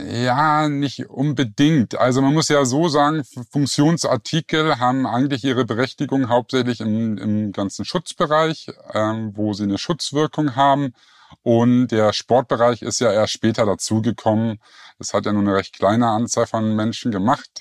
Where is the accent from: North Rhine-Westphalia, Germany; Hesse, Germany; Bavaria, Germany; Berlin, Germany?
Berlin, Germany; moved away as an adult; now in Lake Constance, Germany; ursprünglich komme ich aus Berlin